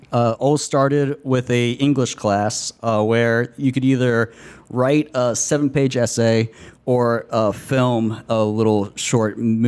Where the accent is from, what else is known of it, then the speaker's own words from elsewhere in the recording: Virginia, United States; moved away as an adult; now in Tampa, United States; Well, my home was Virginia, but I have family that were down in Bradenton, so now I'm here. And I've probably been here, 7 years, something like that.